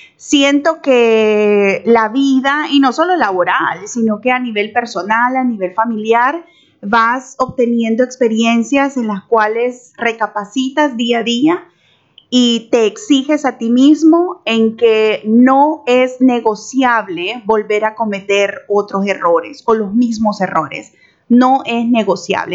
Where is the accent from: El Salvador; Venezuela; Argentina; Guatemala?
El Salvador; moved away as an adult; now in Panama; salvadoreña, felizmente casada con un chiricano. Hace 12 años vivo en Panamá